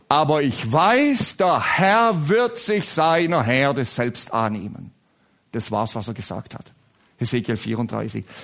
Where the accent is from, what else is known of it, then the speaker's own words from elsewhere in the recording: Baden-Württemberg, Germany; Ich komme ja aus Baden-Württemberg, große Rivalität.